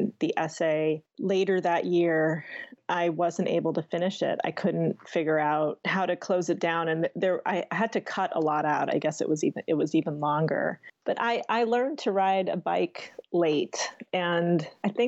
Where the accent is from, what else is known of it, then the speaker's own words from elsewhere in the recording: United States; I'm American. I'm South Asian American.